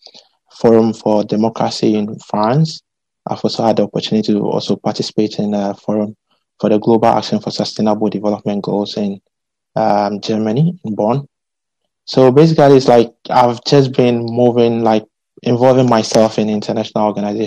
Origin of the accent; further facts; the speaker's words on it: Ghana; moved away as an adult; also born or lived in Poland; now in Italy; I'm a Ghanaian